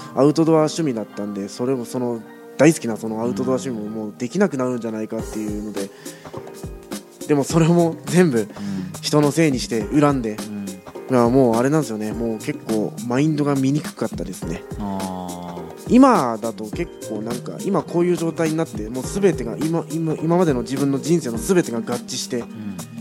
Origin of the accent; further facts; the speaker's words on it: Iwate, Japan; now in Kyoto, Japan; 岩手出身